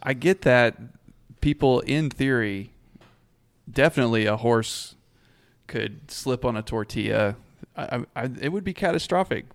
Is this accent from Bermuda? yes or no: no; Abilene, Texas, United States; I grew up around Abilene, and Hendricks was a big part of that community and my family personally